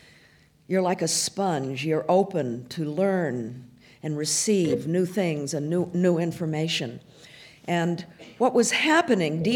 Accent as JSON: {"language": "English", "country": "United States", "also_born_or_lived": "Paris, France", "moved": "as an adult", "said": "as an American living in Paris"}